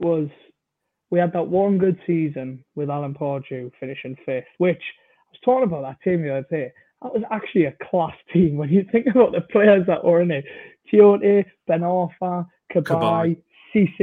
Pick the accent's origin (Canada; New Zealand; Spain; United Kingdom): United Kingdom; Newcastle upon Tyne, North East England; now in London, United Kingdom; I'm from Newcastle originally, but I live down in London.